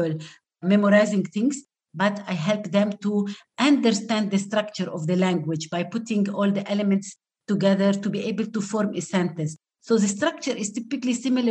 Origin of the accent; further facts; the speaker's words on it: Lebanon; first language Arabic; English is a second language; I am native Arabic speaker. I'm from Lebanon.